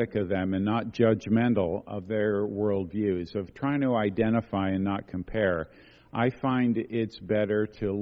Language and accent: English; Quebec, Canada; I come from Quebec